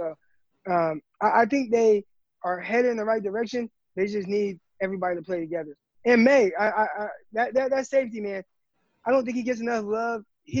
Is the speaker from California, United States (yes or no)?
yes; Stockton, California, United States; We're both from Stockton